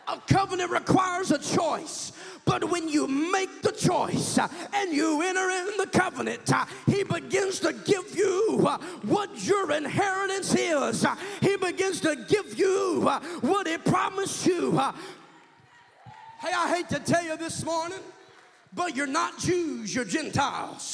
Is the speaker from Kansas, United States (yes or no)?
yes; Kansas, United States; I'm from Kansas. I'm a hillbilly